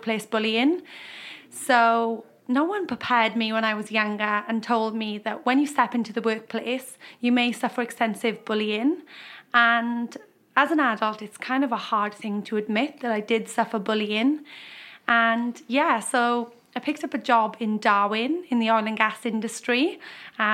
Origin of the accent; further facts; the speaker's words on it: Wales, United Kingdom; moved away as an adult; now in Australia; I'm from Wales, as you just mentioned. Came to Australia in 2013